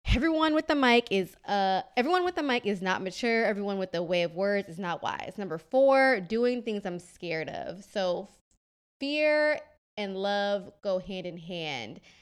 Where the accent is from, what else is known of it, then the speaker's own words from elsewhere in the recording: Kenya; moved away; I'm Kenyan